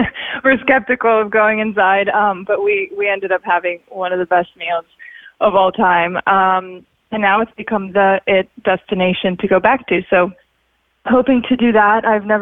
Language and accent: English; Sochi, Krasnodar Krai, Russia; English is a second language; also born or lived in Siberia / Florida; now in Los Angeles, United States; I grew up in Sochi in Russia, even though I was born in Siberia. Then I was in Florida, and now I spend a lot of time in Los Angeles.